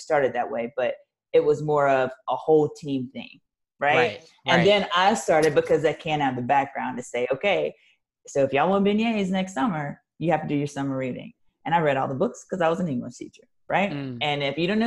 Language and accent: English; Louisiana, United States; because I'm from Louisiana